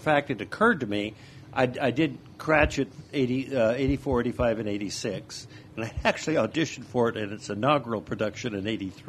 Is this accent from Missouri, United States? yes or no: no; Indianola, Iowa, United States; moved away as an adult; also born or lived in California / New York City / Arkansas; Grew up in Indianola.